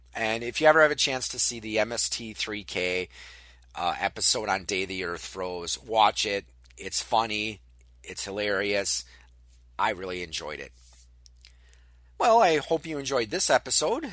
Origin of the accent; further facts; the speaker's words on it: Wisconsin, United States; Wisconsin, my home state